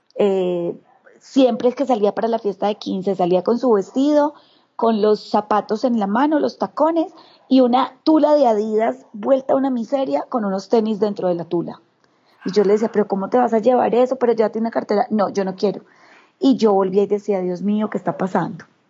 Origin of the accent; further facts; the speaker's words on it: Bogotá, Colombia; also born or lived in Medellín; now in Chía, Colombia; nací en Bogotá, pero he sido, pues tengo familia completamente caldense.